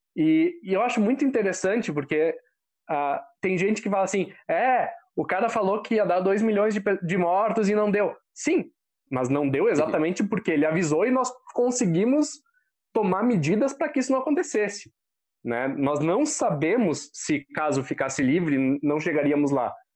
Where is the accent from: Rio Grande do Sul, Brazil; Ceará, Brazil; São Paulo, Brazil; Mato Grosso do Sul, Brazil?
Rio Grande do Sul, Brazil; Bento Gonçalves; cenário onde eu fui criado, que é em Bento Gonçalves